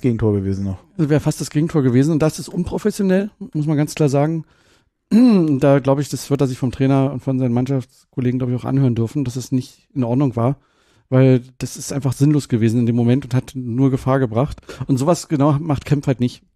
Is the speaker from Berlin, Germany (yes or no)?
no; Brandenburg, Germany; ich bin ja geborener Brandenburger